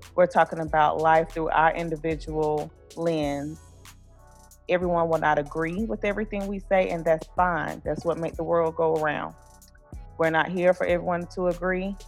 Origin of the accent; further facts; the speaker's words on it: Blue Ridge Mountains of North Carolina, United States; I'm from the Blue Ridge Mountains of North Carolina.